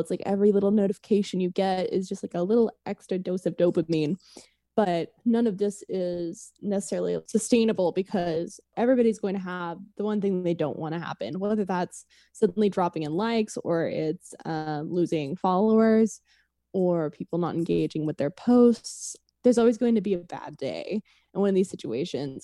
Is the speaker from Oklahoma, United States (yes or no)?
yes; Oklahoma City, Oklahoma, United States; moved away as an adult; now in Los Angeles, United States; I was born and raised in Oklahoma City, um, and then after college, moved to Los Angeles to work